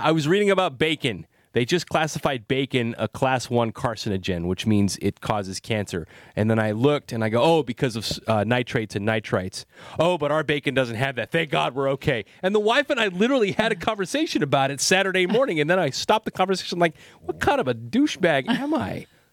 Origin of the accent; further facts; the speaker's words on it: Salinas, California, United States; moved away as an adult; now in San Francisco Bay Area, United States; I grew up in Salinas